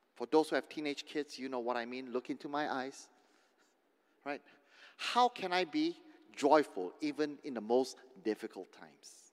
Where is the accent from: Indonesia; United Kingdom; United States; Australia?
Indonesia; moved away; growing up in Indonesia, in the villages, in the kampong